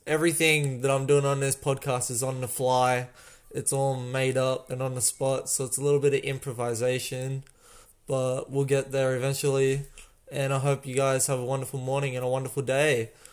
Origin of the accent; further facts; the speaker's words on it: Australia; I'm Australian